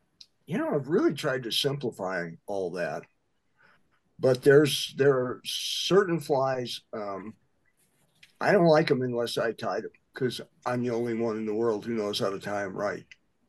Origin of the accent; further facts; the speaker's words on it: Midwest, United States; It's kind of what I grew up doing in the Midwest.